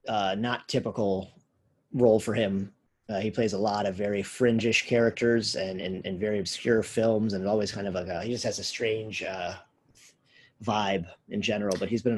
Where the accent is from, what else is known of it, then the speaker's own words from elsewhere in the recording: United States; you can't grow up when I grew up in America